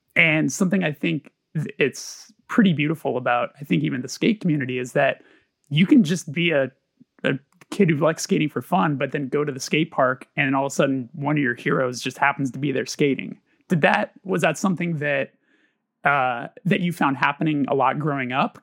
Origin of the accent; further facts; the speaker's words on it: Burbank, California, United States; I grew up in Burbank